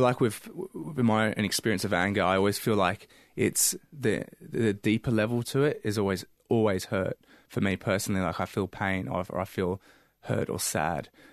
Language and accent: English; England, United Kingdom; now in Australia; growing up in England